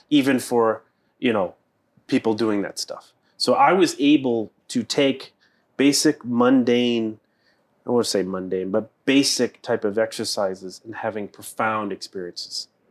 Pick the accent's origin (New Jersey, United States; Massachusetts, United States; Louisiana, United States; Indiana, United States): Massachusetts, United States; Boston; I am from the East Coast. I grew up in Boston.